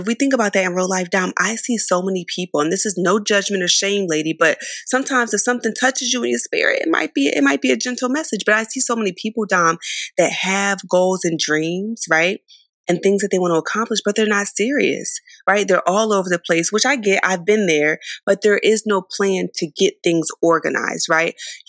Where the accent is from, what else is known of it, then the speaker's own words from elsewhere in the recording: Philadelphia, Pennsylvania, United States; Now, I'm from the East Coast, y'all. I'm from Philly.